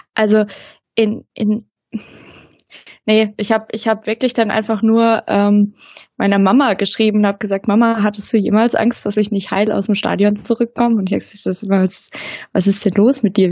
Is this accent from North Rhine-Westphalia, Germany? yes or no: no; neighbouring village of Hoffenheim, Baden-Württemberg, Germany; now in Stuttgart, Germany; Ich komme ja ursprünglich, ähm, aus dem Nachbardorf von Hoffenheim